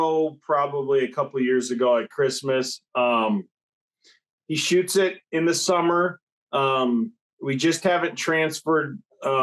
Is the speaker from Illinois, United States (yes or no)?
yes; Illinois, United States; we're from Illinois.